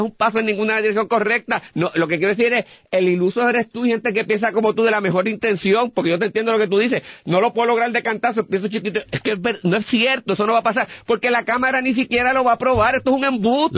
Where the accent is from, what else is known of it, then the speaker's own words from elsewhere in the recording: Puerto Rico; nosotros como puertorriqueños